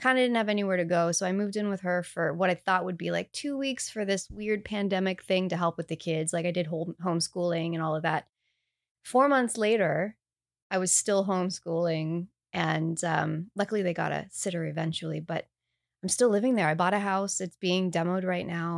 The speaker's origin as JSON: {"language": "English", "country": "Canada", "said": "I'm Canadian."}